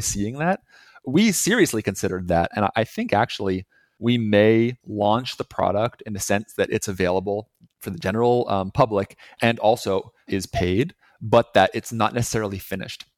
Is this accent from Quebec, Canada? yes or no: yes; Montreal, Quebec, Canada; moved away as an adult; also born or lived in Boston; now in Montreal, Canada; we're both originally from Montreal, Canada